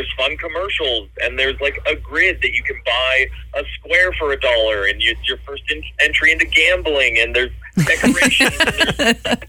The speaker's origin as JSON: {"language": "English", "town": "Los Angeles", "region": "California", "country": "United States", "tie": "born or raised there", "said": "I was born and raised in Los Angeles"}